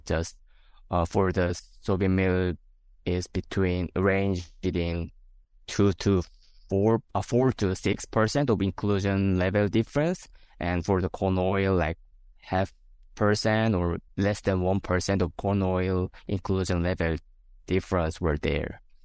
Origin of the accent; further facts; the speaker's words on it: South Korea; moved away as an adult; now in South Dakota, United States; I'm originally from South Korea.